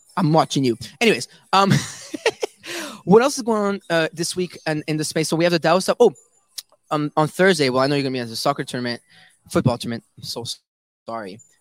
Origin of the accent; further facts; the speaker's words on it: Canada; I am from Canada.